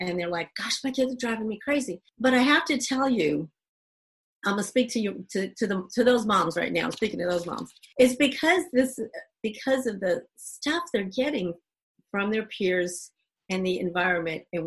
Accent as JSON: {"language": "English", "region": "Northeast", "country": "United States", "also_born_or_lived": "Dominican Republic / Americus, Georgia", "moved": "as an adult", "said": "we're both from the Northeast"}